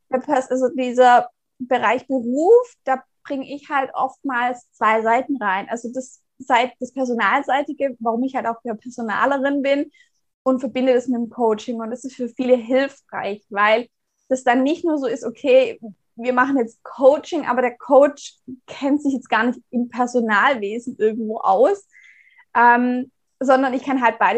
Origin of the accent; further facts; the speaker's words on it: Baden-Württemberg, Germany; Ich komme gebürtig aus dem Raum Tübingen, also aus einem kleinen Ort in der Nähe